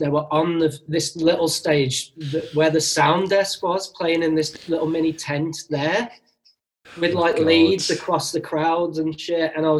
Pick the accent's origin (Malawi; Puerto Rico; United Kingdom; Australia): United Kingdom; Birmingham, West Midlands; I'm from Birmingham, so I'm neither north or south. I'm just a fucking no man's land.